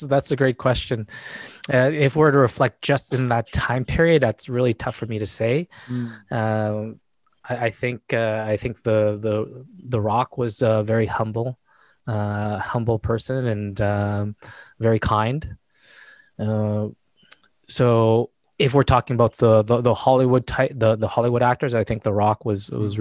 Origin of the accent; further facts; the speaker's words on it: Winnipeg, Manitoba, Canada; I was born and raised in Winnipeg, Manitoba